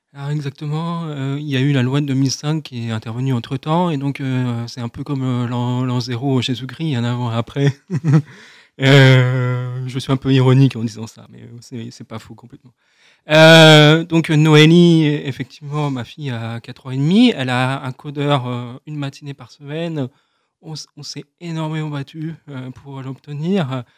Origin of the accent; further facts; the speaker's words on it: France; first language French; Donc notre langue maternelle, notre langue naturelle, c'est le français. Donc, euh, ce qui fait que je me sens euh, d'abord français avant d'être sourd